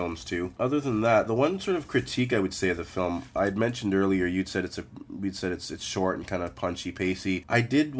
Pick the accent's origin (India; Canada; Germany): Canada; being Canadian